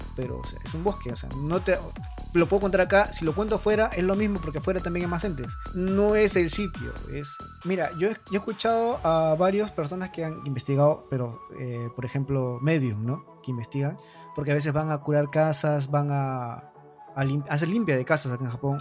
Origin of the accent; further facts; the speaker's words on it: Mala, Lima, Peru; now in Japan; yo soy de Mala, me queda muy cerca Chilca